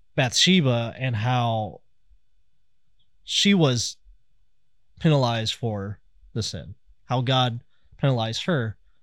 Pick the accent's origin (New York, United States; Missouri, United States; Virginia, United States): Missouri, United States; Kansas City; I'm from Kansas City